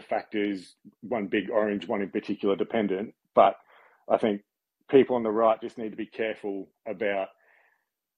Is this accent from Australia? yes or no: yes; Australia; I'm Australian